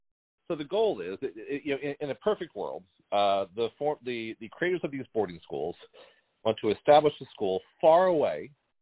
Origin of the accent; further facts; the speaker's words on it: Texas, United States; now in Missouri, United States; I'm originally from Texas and live in Missouri now.